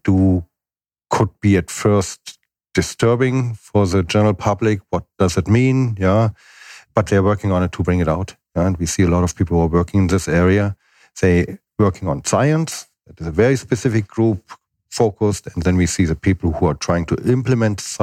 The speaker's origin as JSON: {"language": "English", "country": "Germany", "moved": "yes", "said": "my home country, Germany"}